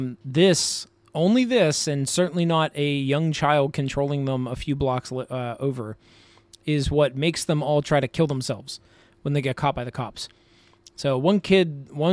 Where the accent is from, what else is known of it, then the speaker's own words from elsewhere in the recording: United States; as an American